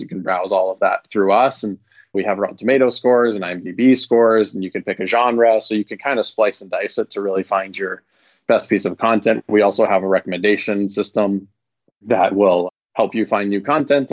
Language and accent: English; Vancouver, British Columbia, Canada; moved away as an adult; now in California, United States; I'm originally from Vancouver, Canada